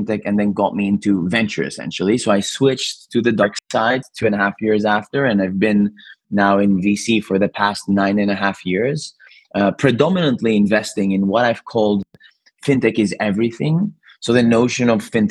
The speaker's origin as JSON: {"language": "English", "town": "Athens", "region": "Attica", "country": "Greece", "tie": "born or raised there", "also_born_or_lived": "Cambridge, United Kingdom", "moved": "as an adult", "lives_now": "London, United Kingdom", "said": "I'm originally Greek. I was born and raised in Athens and actually came to the UK to study in Cambridge and transitioned to London, and now almost 14 years in London"}